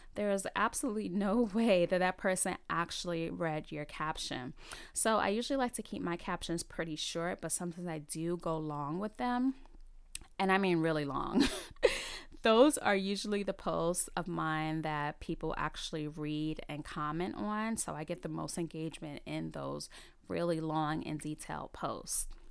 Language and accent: English; New York City, New York, United States; also born or lived in South Carolina; I was born and raised in the Bronx, New York, and I have lived in the New York City area for all of my thirty-eight years.